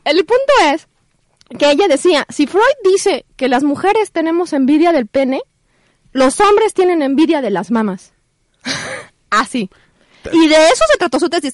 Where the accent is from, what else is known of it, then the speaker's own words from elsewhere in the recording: Guadalajara, Jalisco, Mexico; yo soy tapatía